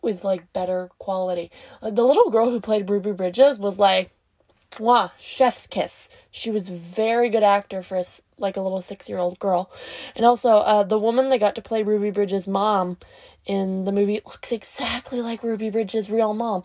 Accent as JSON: {"language": "English", "country": "Canada", "said": "I'm Canadian"}